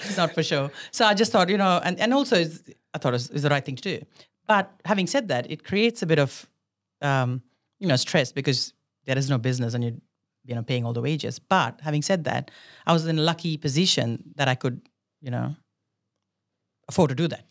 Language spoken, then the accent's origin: English; India; moved away as an adult; now in Australia; I was born in India. I did all my schooling and everything in India, and I came to Australia many years ago for university.